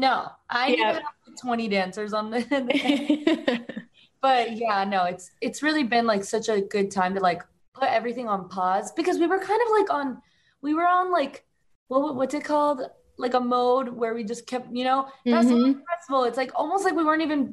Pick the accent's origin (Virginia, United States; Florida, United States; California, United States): Florida, United States; Miami; moved away as an adult; also born or lived in West Palm Beach, Florida / Orlando, Florida; now in Los Angeles, United States; I was born in Miami, so I am American.